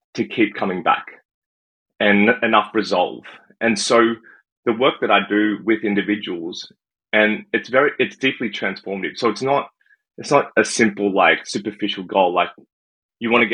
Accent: Sydney, New South Wales, Australia; now in Canada; I was born in Sydney, Australia. I think coming to Canada, some people have guessed I'm from the UK, but I'm not. I am from Australia

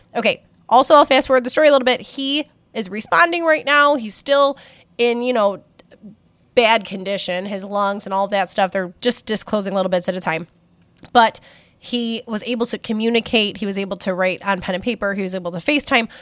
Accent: Buffalo, New York, United States; I am from Buffalo, New York

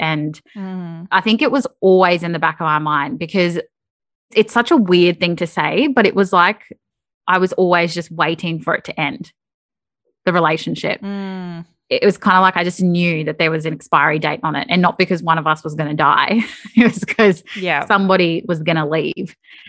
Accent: Queensland, Australia; because I'd just never done any snow sport in my life growing up in Queensland.

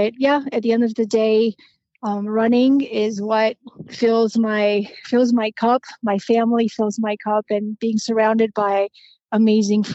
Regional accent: Romania; English is a second language; moved away; born and raised in Romania, and I grew up during very interesting times

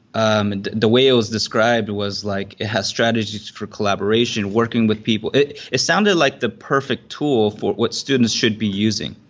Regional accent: Southern California, United States; now in Singapore; I grew up in Southern California

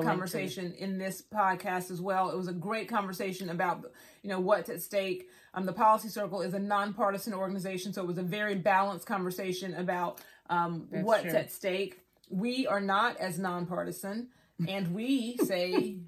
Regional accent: Georgia, United States; We're Georgia girls, born and raised in Georgia

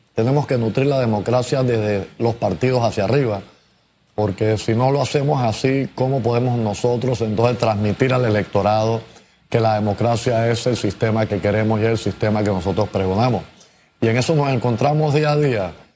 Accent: Panama; todos somos panameños

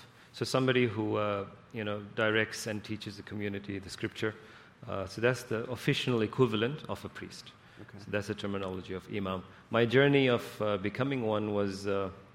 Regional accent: South Africa; also born or lived in San Jose, United States; now in Folsom, United States; I was born and raised in South Africa, and my family migrated to the United States

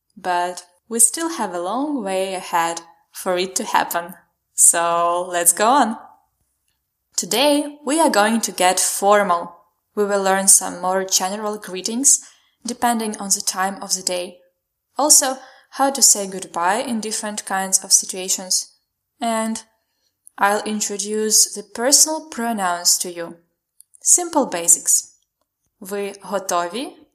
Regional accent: Khmelnytskyi Oblast, Ukraine; English is a second language; now in Kyiv, Ukraine; I live in Kyiv and originally I'm from Khmelnytska Oblast, which is more central than western.

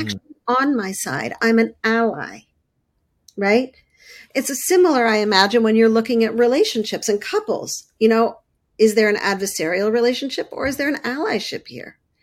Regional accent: Montreal, Quebec, Canada; I grew up, um, in Canada, I grew up in Montreal

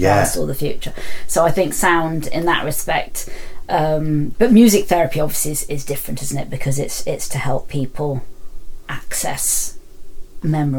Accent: London, United Kingdom; moved away; I come from London

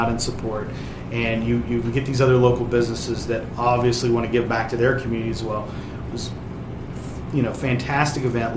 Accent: West Virginia, United States; moved away; I'm originally from West Virginia

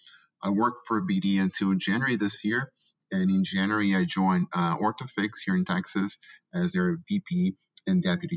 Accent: São Paulo, Brazil; moved away; I was born and raised in Brazil, in Sao Paulo. So I have actually lived most of my life there, is to have family in Brazil

